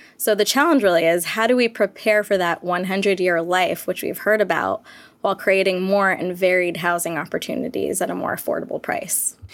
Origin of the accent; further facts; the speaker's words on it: Southern California, United States; I was born and raised in Southern California. I'm based in Los Angeles.